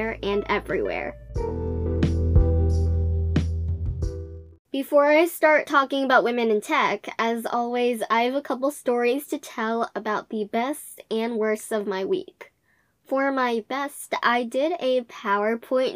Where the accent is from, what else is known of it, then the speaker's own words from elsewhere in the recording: United States; I'm from the States